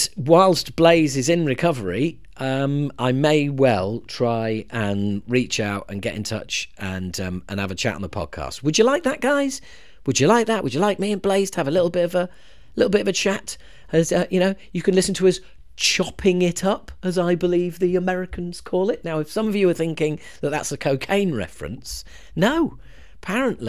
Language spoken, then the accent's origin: English; United Kingdom; us Brits